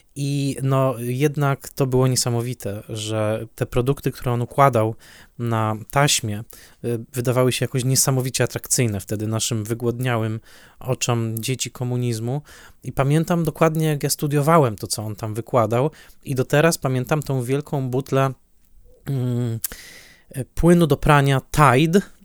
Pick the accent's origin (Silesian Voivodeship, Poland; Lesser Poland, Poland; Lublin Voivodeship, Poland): Silesian Voivodeship, Poland; Ja dorastałem na Śląsku